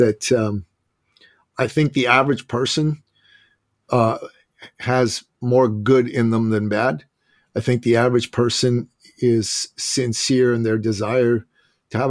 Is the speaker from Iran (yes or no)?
yes; Iran; also born or lived in Washington, D.C.; now in Canada; I live in Canada. I'm from Iran originally.